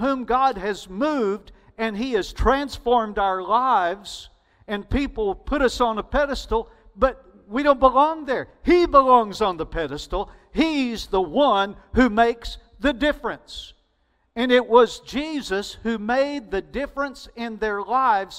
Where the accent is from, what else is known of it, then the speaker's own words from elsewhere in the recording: Alabama, United States; accent: Alabama; Southern; my Alabama accent